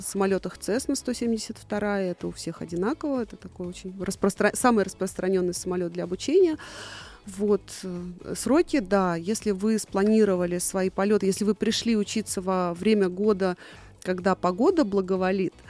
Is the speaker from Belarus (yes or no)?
no; Tula Oblast, Russia; Еще в детстве я жила в Тульской области